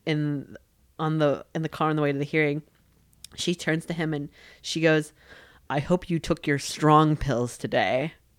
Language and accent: English; New York, United States; I was raised culturally Jewish growing up in New York